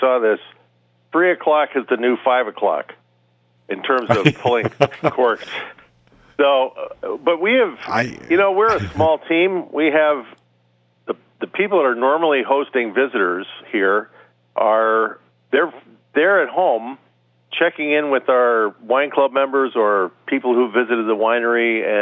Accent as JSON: {"language": "English", "town": "Walnut Creek", "region": "California", "country": "United States", "tie": "born or raised there", "said": "I was born in post-war suburbia in 1952, on the cusp of two towns that blew up in the post-war baby boom time, between Walnut Creek and Lafayette"}